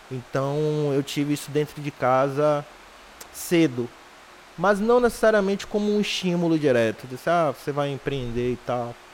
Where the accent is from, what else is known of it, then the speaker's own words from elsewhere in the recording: Piripiri, Piauí, Brazil; also born or lived in Liberdade; Eu sou nascido na Liberdade, né? E com 3, 4 anos fui para Piripiri e passei uma boa parte de minha vida em Piripiri